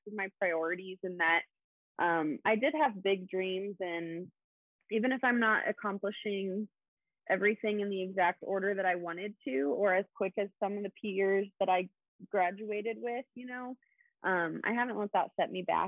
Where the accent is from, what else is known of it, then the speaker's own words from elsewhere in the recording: Kansas, United States; moved away; I grew up in Kansas